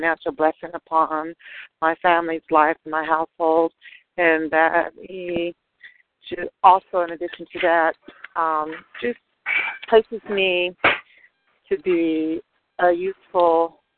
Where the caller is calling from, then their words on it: Atlanta, Georgia, United States; I'm calling from Atlanta